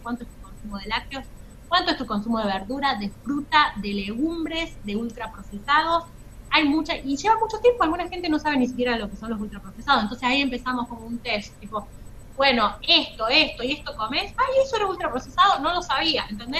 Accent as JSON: {"language": "Spanish", "region": "La Rioja", "country": "Argentina", "accent": "riojana tonada", "said": "soy riojana"}